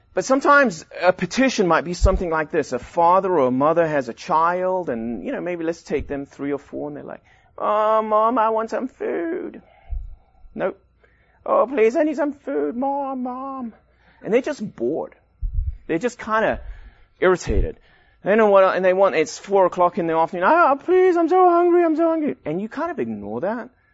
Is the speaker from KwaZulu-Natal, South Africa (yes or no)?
yes; Durban, KwaZulu-Natal, South Africa; now in United States; I grew up in South Africa in Durban, right at the beach